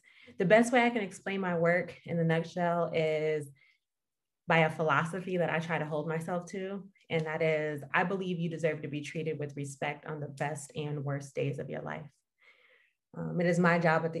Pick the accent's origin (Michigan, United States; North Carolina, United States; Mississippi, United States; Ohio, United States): Michigan, United States; Detroit; now in Redlands, United States; I'm from Michigan, Detroit area.